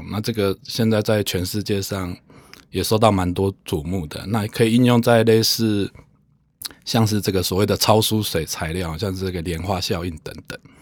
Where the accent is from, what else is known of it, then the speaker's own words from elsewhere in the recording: Taiwan; 我自己应该算是从乡下长大，所以会接触过很多不同的人士啦